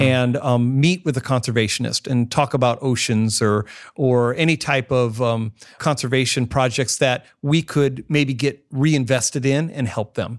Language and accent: English; Northwest Illinois, United States; now in Columbus, United States; I grew up in Northwest Illinois, in the Quad City area